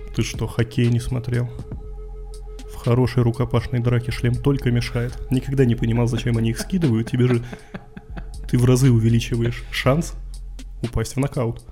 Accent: Yurga, Kemerovo Oblast, Russia; moved away; когда я рос в Юрге

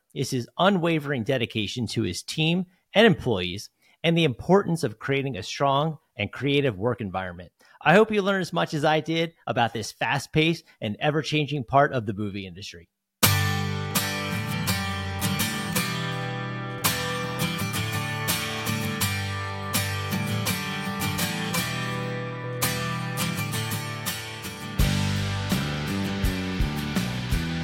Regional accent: New Jersey, United States; moved away; I'm from New Jersey

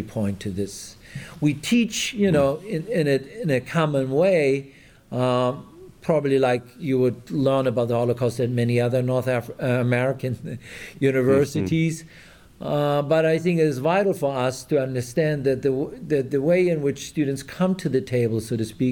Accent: Germany; English is a second language; moved away as an adult; now in Texas, United States; you probably will have noticed by my absent Texan accent that I'm originally from Germany. When I grew up in Germany

